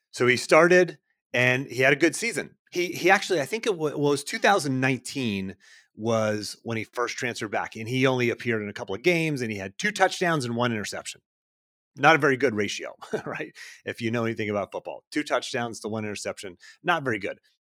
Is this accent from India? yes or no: no; Pittsburgh, Pennsylvania, United States; growing up in Pittsburgh